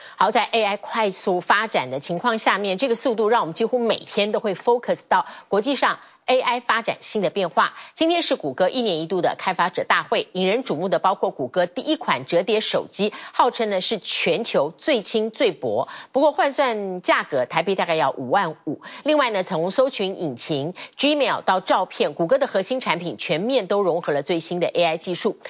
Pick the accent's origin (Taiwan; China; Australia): Taiwan; 我们台湾人